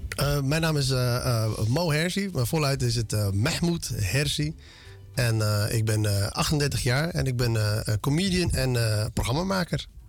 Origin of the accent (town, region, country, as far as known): Netherlands; born or raised there; also born or lived in Ethiopia